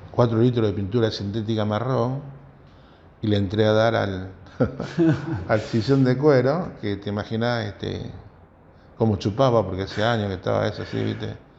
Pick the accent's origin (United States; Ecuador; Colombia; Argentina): Argentina; Rosario, Santa Fe; Yo soy de Nuevo Alberdi, un barrio